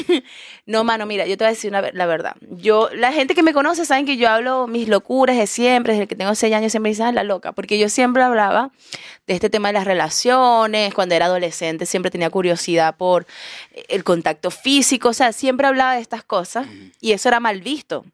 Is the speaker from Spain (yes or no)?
no; Coro, Falcón, Venezuela; also born or lived in Caracas, Venezuela; now in Chile; yo vengo de Coro y me mudé a Caracas